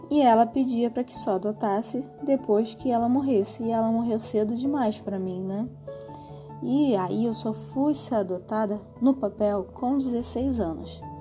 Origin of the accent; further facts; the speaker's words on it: Rio de Janeiro, Brazil; A gente saiu. Eu nasci na Lagoa, eu nasci no Miguel Couto e fui parar em Marechal Hermes.